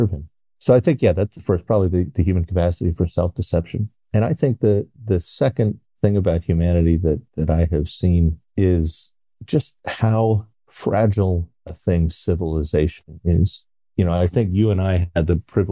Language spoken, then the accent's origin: English; Connecticut, United States; now in Baltimore, United States; I grew up in Connecticut